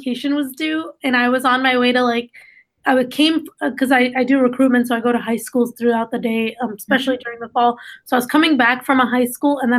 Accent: East Lansing, Michigan, United States; first language Dari; English is a second language; also born or lived in Afghanistan; I am from East Lansing, and I went to Michigan State

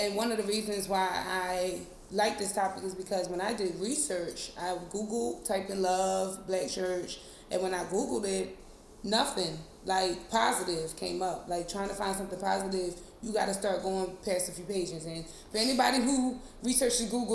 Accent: Philadelphia, Pennsylvania, United States; now in Washington, D.C., United States; I am from the great place of Philadelphia, but I live in D.C.

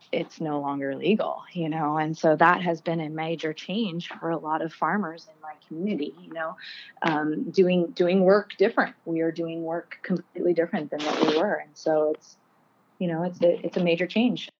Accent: Park City, Utah, United States; also born or lived in Garberville, California; I was raised in Park City, Utah.

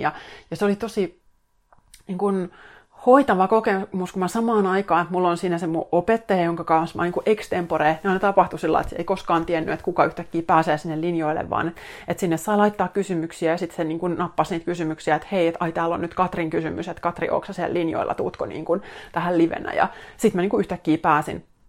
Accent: Finland; mä tuun Suomesta tänne näin

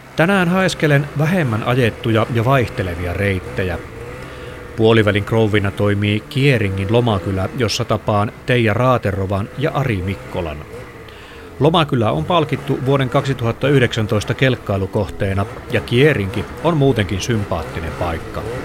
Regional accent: Lapland, Finland; täällä meillä Lapissa

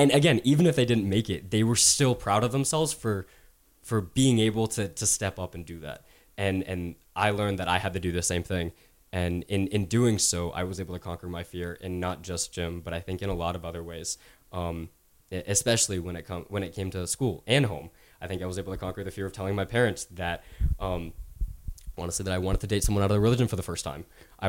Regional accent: Knoxville, Tennessee, United States; growing up in Knoxville, Tennessee, a very predominant Caucasian town, and going to a Christian school as a Muslim, like I was born and raised as a Muslim.

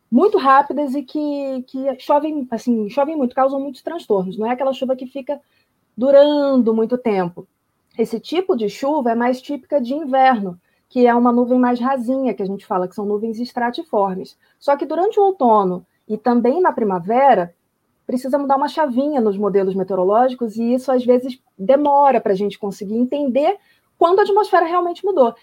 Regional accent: Rio de Janeiro, Brazil; moved away; fiz curso técnico de meteorologia no ensino médio, lá no Rio de Janeiro. Tem a, o Cefet, né, que é o Centro Federal de Educação Tecnológica, o Rio, de onde eu venho

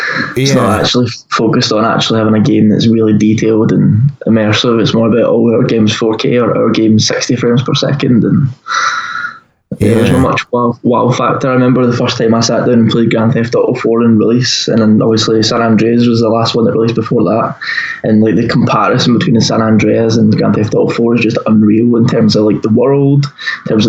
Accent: Largs, Scotland, United Kingdom; I grew up in a small town called Larco in the west of Scotland.

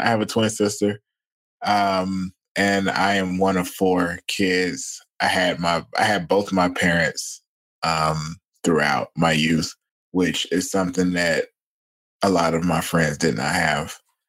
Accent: Atlanta, Georgia, United States; So I was born and raised in Southwest Atlanta.

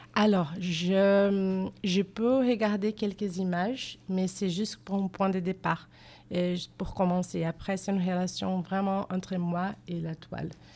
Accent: Rio de Janeiro, Brazil; French is a second language; moved away as an adult; now in Bordeaux, France; je viens de, la ville de Rio de Janeiro

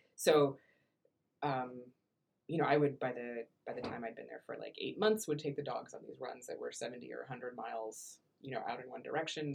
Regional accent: Iowa, United States; moved away; I was from Iowa

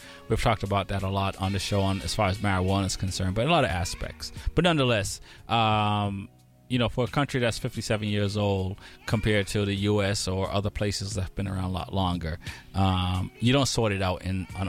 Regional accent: Jamaica; moved away; as born Jamaican and indoctrinated Jamaican

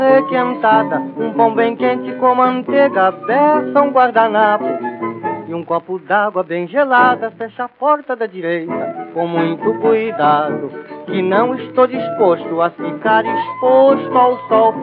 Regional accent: São Paulo, Brazil; eu sou jornalista, eu sou de São Paulo

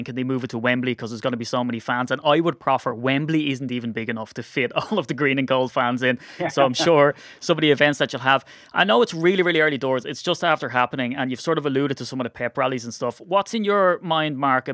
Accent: Ireland; I'm Irish

